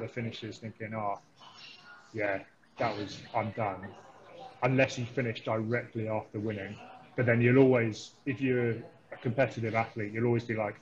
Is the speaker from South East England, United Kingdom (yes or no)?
yes; Thames Valley, South East England, United Kingdom; moved away as an adult; now in Christchurch, New Zealand; growing up in the Thames Valley